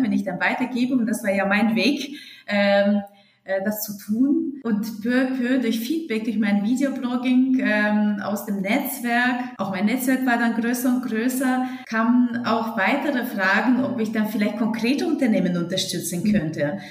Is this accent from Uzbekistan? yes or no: yes; Uzbekistan; German is a second language; moved away as an adult; also born or lived in Hesse, Germany; now in Germany; ich komme aus Musikerfamilie und ursprünglich aus Usbekistan.